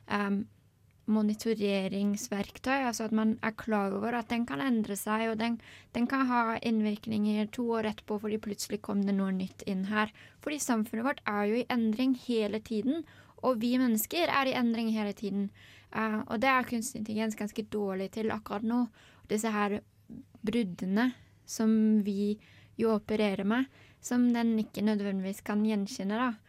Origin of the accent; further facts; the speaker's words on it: Germany; Norwegian is a second language; now in Norway; Eh, jeg har tenkt veldig mye på det. Um, jeg er jo opprinnelig tysk, men jeg elsker Språkrådet.